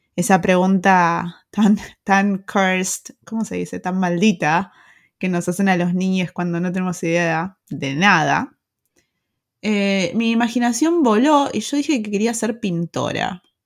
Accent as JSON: {"language": "Spanish", "country": "Argentina", "also_born_or_lived": "Pilar, Argentina", "moved": "as an adult", "lives_now": "Germany", "said": "soy argentina"}